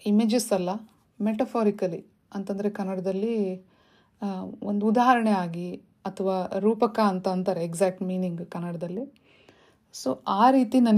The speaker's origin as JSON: {"language": "Kannada", "town": "Shivamogga", "region": "Karnataka", "country": "India", "tie": "born or raised there", "said": "ನಾನು ಹುಟ್ಟಿ ಬೆಳೆದಿದ್ದು ಶಿವಮೊಗ್ಗದಲ್ಲಿ ನಮ್ಮ ತಂದೆ ಅಲ್ಲಿ ಕೆಲಸದಲ್ಲಿದ್ದರು"}